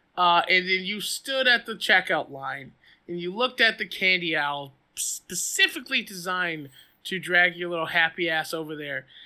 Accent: the South, United States; as a Southerner

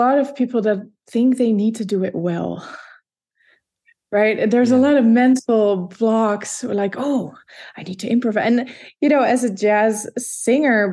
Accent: Leiden, South Holland, Netherlands; first language Dutch; English is a second language; moved away as an adult; So I grew up in the Netherlands in a place called Leiden, which is half an hour south of Amsterdam

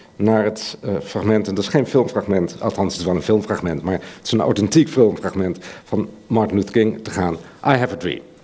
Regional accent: Netherlands; als Nederlander

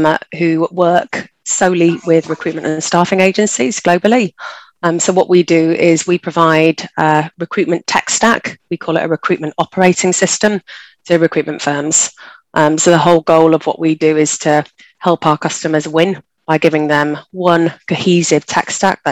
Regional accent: Leeds, Yorkshire and the Humber, United Kingdom; moved away as an adult; also born or lived in Tokyo, Japan; I got hired in Leeds, which is my hometown.

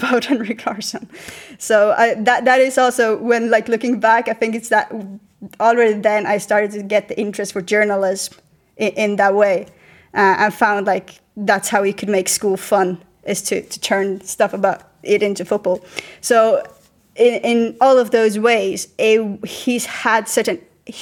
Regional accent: just outside of Malmö, Skåne, Sweden; now in Spain; I grew up just outside of Malmö, where everyone supports Malmö FF

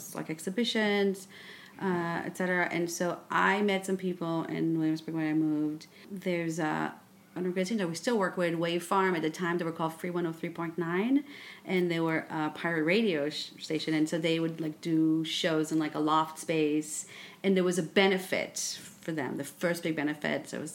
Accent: Israel; also born or lived in Paris, France; now in New York, United States; I grew up in Israel and I went to school in Paris. And then I moved to New York

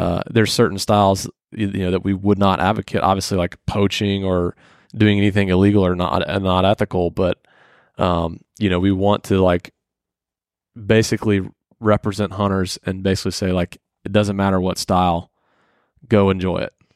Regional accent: Atlanta, Georgia, United States; I grew up in Atlanta. It's where I was born

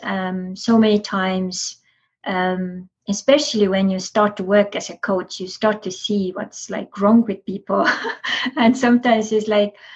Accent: Estonia; I'm from Estonia

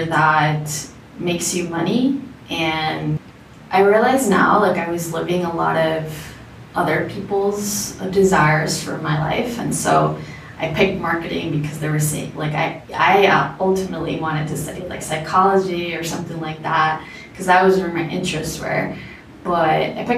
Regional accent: South Florida, United States; born or raised there; also born or lived in Bogota, Colombia / Orlando, Florida; now in Medellin, Colombia

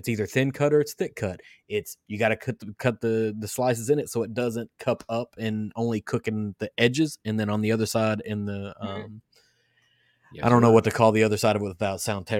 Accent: Kentucky, United States; Oh, I'm from Kentucky and I love food

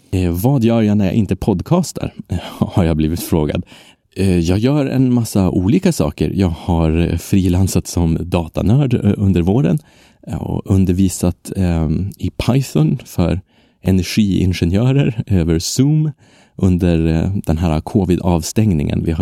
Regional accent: Sweden; first language Swedish; Men mitt språk är ju svenska. Det är mitt modersmål, mitt enda modersmål.

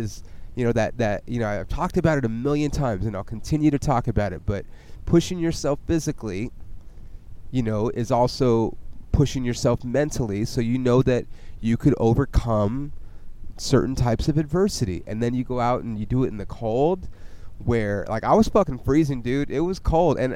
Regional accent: California, United States; also born or lived in Oklahoma; I'm from California

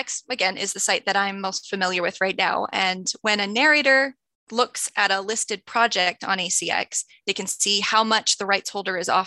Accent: Utah, United States; I was born and raised in Utah

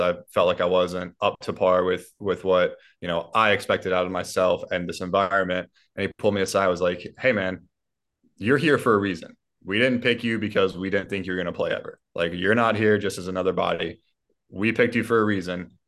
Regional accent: Columbia, South Carolina, United States; my hometown, Columbia, South Carolina

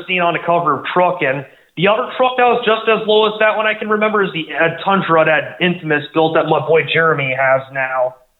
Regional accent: Los Angeles, California, United States; I'm originally from Los Angeles

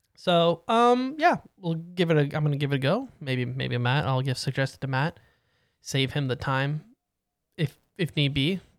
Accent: Canada; we're Canadian

